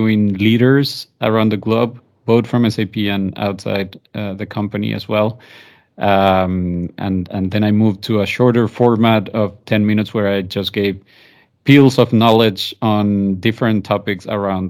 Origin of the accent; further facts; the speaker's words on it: Venezuela; moved away as an adult; now in Spain; I'm originally from Venezuela, mixed parents. So my mom is Colombian, my dad is Italian